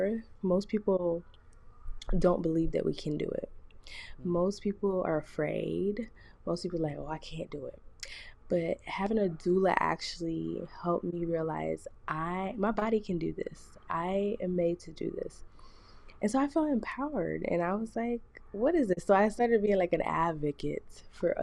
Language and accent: English; South Florida, United States; moved away as an adult; also born or lived in Jamaica (ancestry); now in Mississippi, United States; I'm from South Florida. My family's Jamaican. And I moved here to Mississippi.